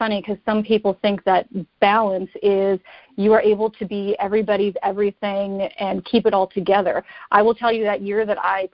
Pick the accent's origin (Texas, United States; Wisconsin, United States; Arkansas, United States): Wisconsin, United States; moved away as an adult; also born or lived in New Jersey / New York City / North Carolina; now in Florida, United States; I'm not originally from Florida. I'm originally from Wisconsin